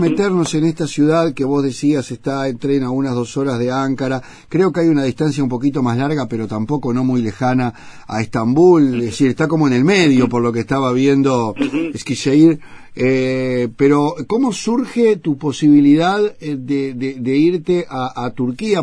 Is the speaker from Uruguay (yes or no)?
yes; Uruguay; como decimos acá